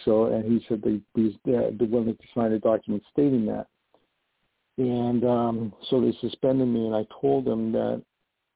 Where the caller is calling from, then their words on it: New York, United States; I'm calling from New York